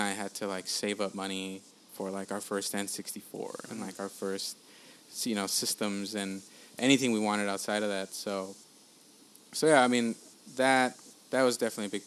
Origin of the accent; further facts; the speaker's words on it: LA County, California, United States; also born or lived in El Salvador; I'm from LA or I'm from, just LA County